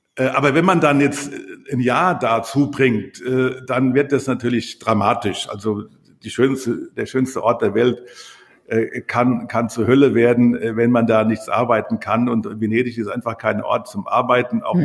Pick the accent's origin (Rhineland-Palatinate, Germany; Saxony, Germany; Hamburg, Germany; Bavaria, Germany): Rhineland-Palatinate, Germany; Rockenhausen; moved away; also born or lived in Berlin; da geboren im Krankenhaus, so wie ich auch